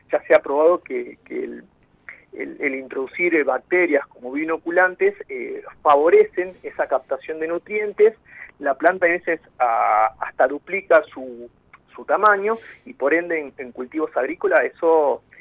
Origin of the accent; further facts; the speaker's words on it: Salta, Argentina; also born or lived in Tucumán; now in Esquel, Argentina; yo soy nacido en Salta ¿sí? Este, pero antes de mi llegada eh, acá a Esquel, eh, estaba radicado viviendo